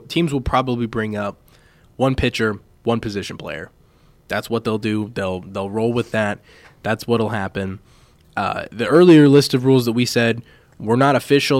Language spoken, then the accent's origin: English; Kansas City, United States; growing up in Kansas City